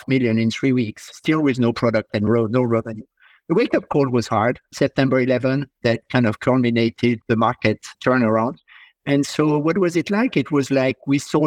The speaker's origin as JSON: {"language": "English", "country": "France", "tie": "born or raised there", "also_born_or_lived": "Prague / London", "moved": "as an adult", "said": "I was born and raised in France"}